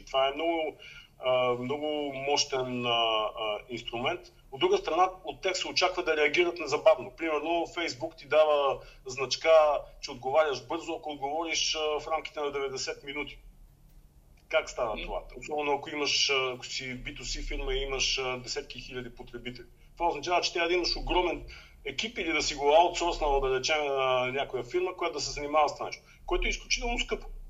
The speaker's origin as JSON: {"language": "Bulgarian", "town": "Blagoevgrad", "region": "Blagoevgrad Province", "country": "Bulgaria", "tie": "born or raised there", "also_born_or_lived": "Sofia, Bulgaria", "moved": "as an adult", "lives_now": "Austria", "said": "в моя роден град, в Благоевград"}